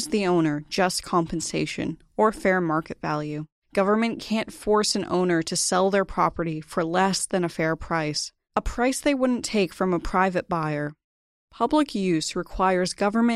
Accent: New Hampshire, United States; I grew up in New Hampshire in an old colonial house built in the late 1800s.

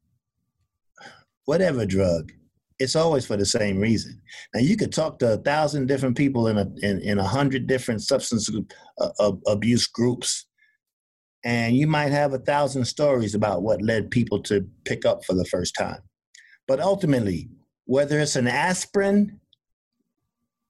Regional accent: New York City, New York, United States; moved away; also born or lived in South Carolina / Jamaica, Queens; I was raised in Brooklyn to start, and my first 10 years in New York were in Brooklyn.

